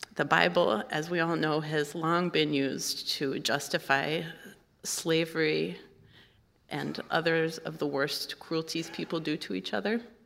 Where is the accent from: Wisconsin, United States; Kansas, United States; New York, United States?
Kansas, United States; Kansas City; moved away as an adult; now in Minnesota, United States; I am a Kansan at heart. That's where I grew up